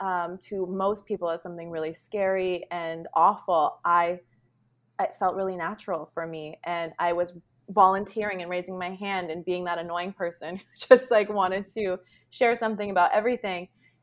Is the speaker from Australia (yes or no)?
no; Canada; born there; I'm a Canadian citizen. Oh, wow. I was born in Canada.